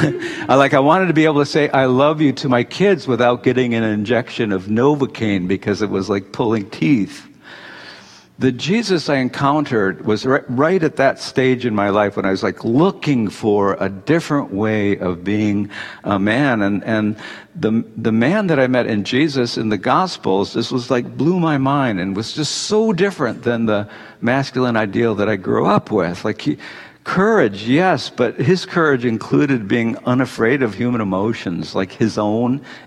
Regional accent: Detroit, Michigan, United States; I grew up in the 1950s in Detroit

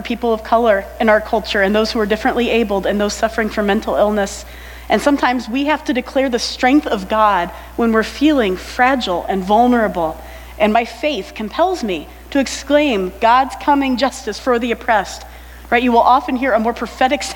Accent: United States; also born or lived in Ypsilanti, Michigan; I'm American

